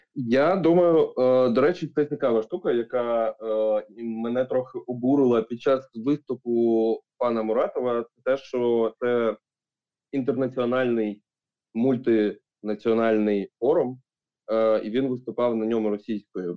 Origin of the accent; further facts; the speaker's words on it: Ukraine; Я як українець